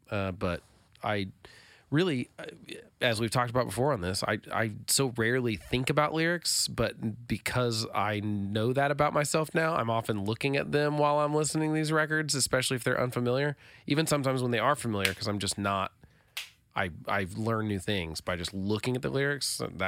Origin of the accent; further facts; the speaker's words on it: Oklahoma, United States; I'm from Oklahoma. This is kind of strange.